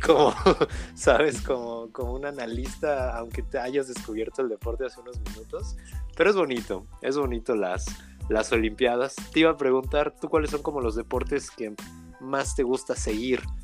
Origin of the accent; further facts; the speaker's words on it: Mexico; como buenos mexicanos